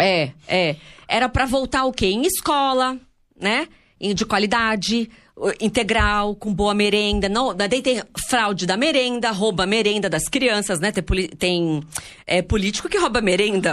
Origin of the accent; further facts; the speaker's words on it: Santos, São Paulo, Brazil; a gente é de Santos